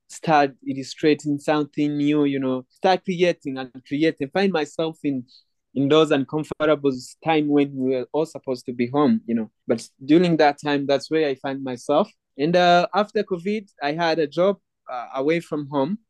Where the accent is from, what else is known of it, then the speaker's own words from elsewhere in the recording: Rwanda; born and raised in Rwanda, still live in Rwanda